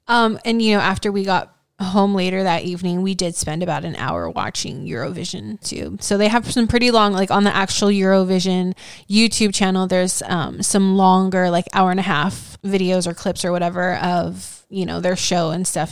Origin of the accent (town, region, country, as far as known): United States